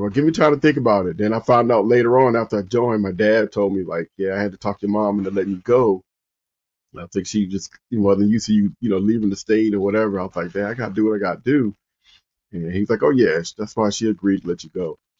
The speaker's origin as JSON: {"language": "English", "town": "Compton", "region": "California", "country": "United States", "tie": "born or raised there", "moved": "as an adult", "said": "I grew up in Compton, California."}